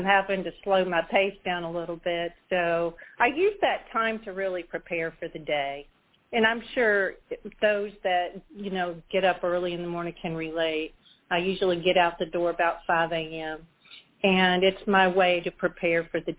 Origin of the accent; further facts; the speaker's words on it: Tallahassee, Florida, United States; moved away as an adult; now in Orlando, United States; I grew up in Tallahassee in the Panhandle